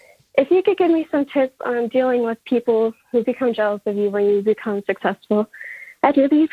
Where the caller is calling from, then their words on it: Chesapeake, Virginia, United States; I'm from Chesapeake